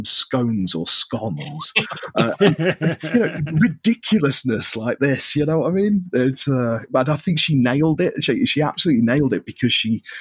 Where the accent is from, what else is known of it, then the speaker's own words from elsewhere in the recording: Cheshire, North West England, United Kingdom; I'm from the northwest, right? So I'm actually from Cheshire, just under Manchester.